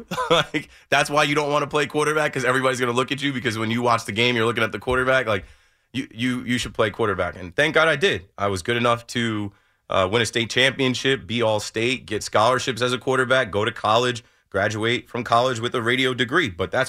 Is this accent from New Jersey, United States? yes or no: yes; Jersey Shore, New Jersey, United States; where we grew up in the Jersey Shore area